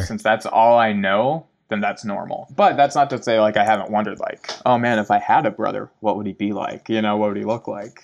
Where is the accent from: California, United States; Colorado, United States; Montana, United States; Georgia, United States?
Montana, United States; Laurel; also born or lived in Bozeman, Montana; I grew up in Laurel, Montana. Man, lived there for twenty years before I moved to Bozeman